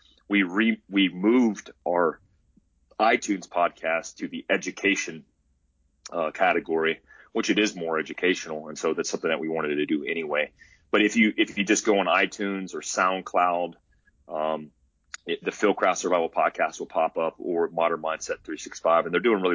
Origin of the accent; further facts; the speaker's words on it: North Carolina, United States; now in Arizona, United States; I grew up hunting whitetail in North Carolina